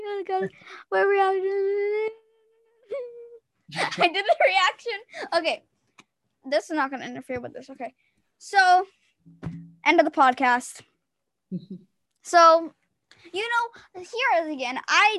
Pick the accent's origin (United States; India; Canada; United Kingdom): United Kingdom; England; Oh my gosh. I am English. What am I speaking French?